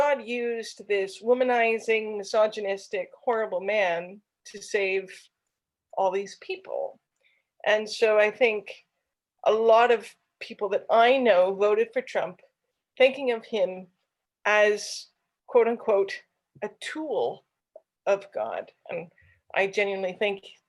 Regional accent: Bible Belt, the South, United States; I'm from the Bible Belt

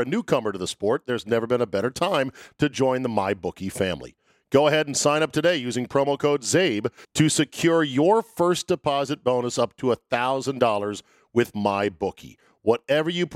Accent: Cincinnati, Ohio, United States; moved away as an adult; now in Indianapolis, United States; I grew up in Cincinnati

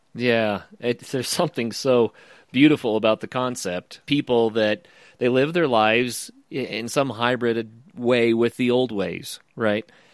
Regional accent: the American West, United States; I'm from the American West

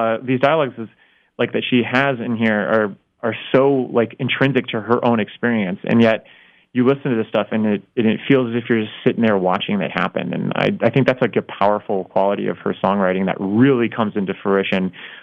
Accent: South Florida, United States; moved away; growing up in Florida

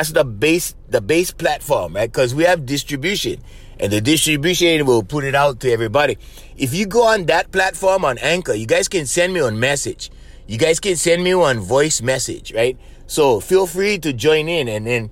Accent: Hawaii, United States; I'm from Hawaii

